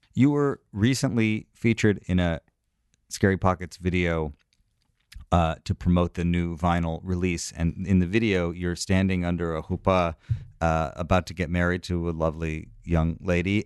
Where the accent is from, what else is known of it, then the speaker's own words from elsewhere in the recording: New York, United States; as a New Yorker